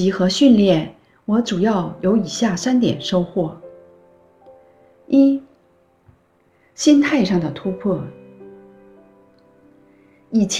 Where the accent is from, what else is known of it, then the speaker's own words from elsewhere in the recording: China; moved away as an adult; now in Toronto, Canada; 一九九九年，我从中国移民到加拿大，现在在多伦多卫生局从事疾病的预防和控制工作。